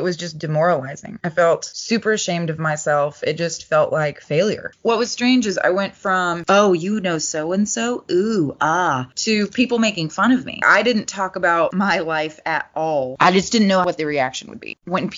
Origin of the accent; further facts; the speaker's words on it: the South, United States; also born or lived in Los Angeles; now in Texas, United States; a little girl from the South